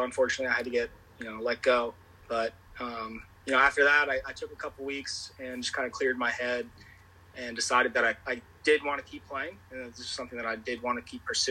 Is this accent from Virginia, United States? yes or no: yes; Chesterfield, Virginia, United States; I'm from Chesterfield, Virginia, so it was Chesterfield Little League.